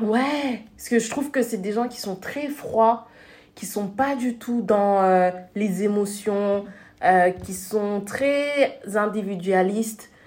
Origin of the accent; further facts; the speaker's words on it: Senegal; also born or lived in France; now in Netherlands; je suis née et j'ai grandi au Sénégal